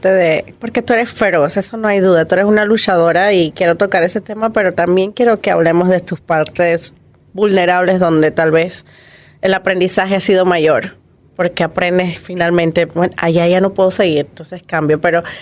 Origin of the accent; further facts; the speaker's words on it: Puerto Ayacucho, Amazonas, Venezuela; Yo soy de Puerto ah. Ayacucho.